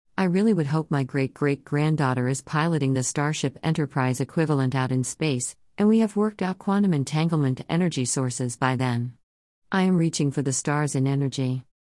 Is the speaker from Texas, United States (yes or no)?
yes; Texas, United States; my home state